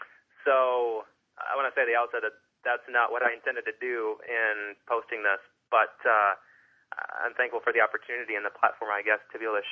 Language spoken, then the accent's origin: English; Michigan, United States; I grew up in Western Michigan, sort of conservative fundamentalist Christianity, grew up in a Bible non-denominational church